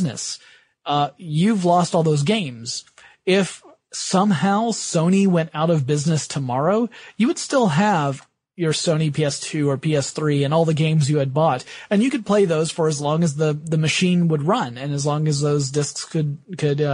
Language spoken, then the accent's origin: English; the South, United States; I am from the South